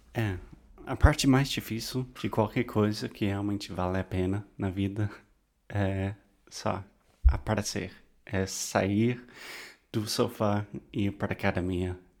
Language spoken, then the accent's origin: Portuguese; United States; Portuguese is a second language; eu sou americano